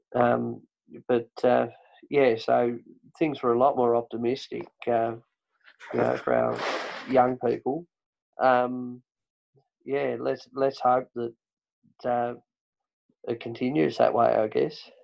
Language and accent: English; Tasmania, Australia; accent: Tasmanian; I speak Tasmanian